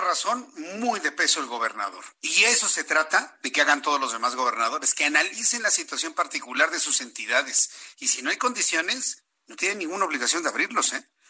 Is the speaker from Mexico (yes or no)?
yes; Mexico; Somos mexicanos